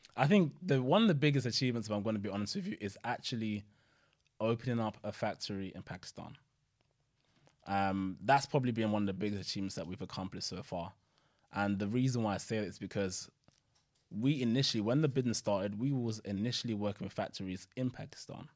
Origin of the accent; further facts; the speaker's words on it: Nigeria; now in United Kingdom; I'm originally from Nigeria.